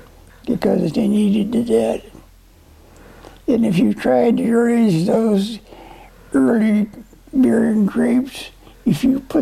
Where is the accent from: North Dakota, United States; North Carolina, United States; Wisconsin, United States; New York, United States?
North Dakota, United States; born there; Before I was born in North Dakota. I never lived there much. But I went back to North Dakota when I started farming.